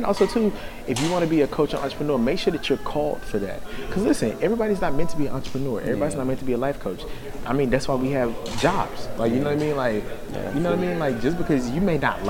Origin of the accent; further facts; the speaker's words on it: Texas, United States; I'm from Texas